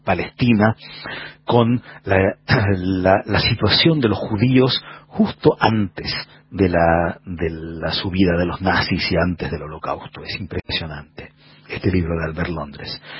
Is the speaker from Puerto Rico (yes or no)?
no; Argentina; now in Santiago, Chile; soy periodista, escritor argentino, vivo en Santiago de Chile